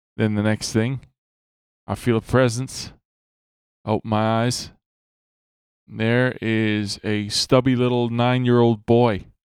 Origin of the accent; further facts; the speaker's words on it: Ireland; I'm Irish.